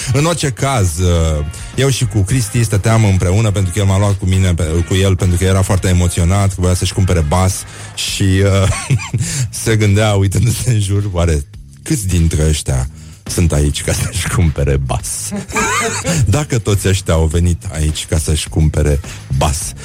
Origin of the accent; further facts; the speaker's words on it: Brăila, Brăila County, Romania; eu sunt chiar din Brăila, chiar din oraș